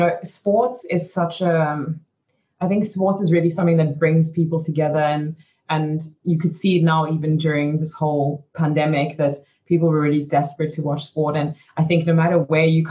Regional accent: South Africa; moved away as an adult; also born or lived in Belgium; I was quite lucky growing up in South Africa

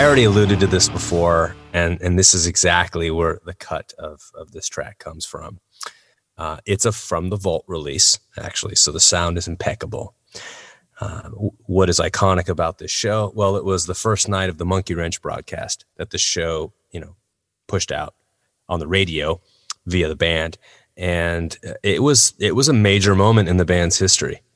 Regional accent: United States; as an American citizen

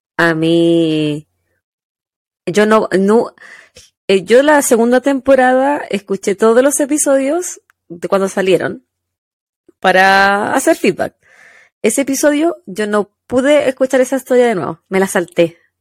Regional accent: Quillota, Valparaíso, Chile; moved away as an adult; now in United States; Nacida en el Hospital San Martín de Quillota, criada hasta mis 26 años, cuando emigré a los Estados Juntos

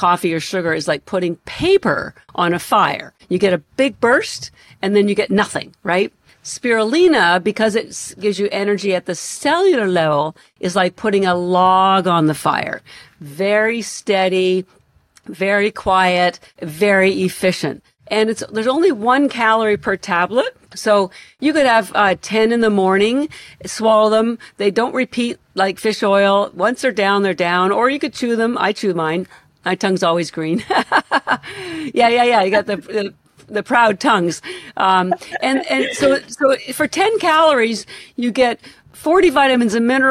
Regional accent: Canada; now in Boston, United States; I'm Canadian, although I live in Boston

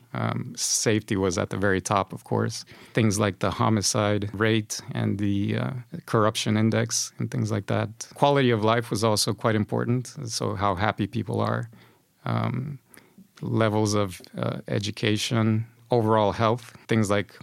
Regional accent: Honduras; moved away as an adult; also born or lived in United States; now in Sweden; I come from Honduras. It's a Central American country. I had a pretty good life there as far as childhood and teenage years are concerned

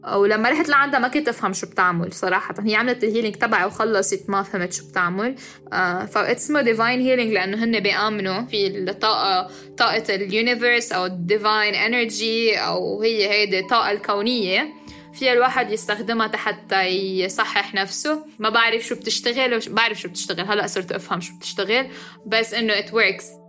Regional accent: Lebanon; now in Dubai, United Arab Emirates; أنا لبنانية وعايشة حاليا بدبي

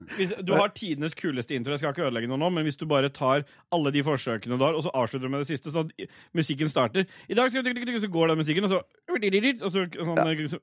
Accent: Oslo, Norway; har jeg på en måte bare bodd i en sånn blokkleilighet sånt, øh, oppe på Lambertseter

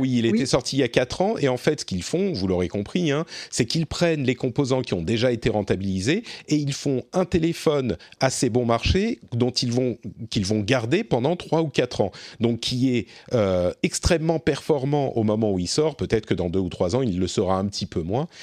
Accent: France; chez nous, en France

